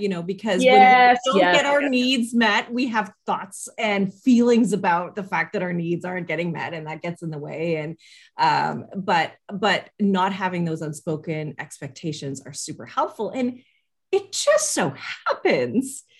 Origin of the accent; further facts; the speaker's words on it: Canada; being Canadian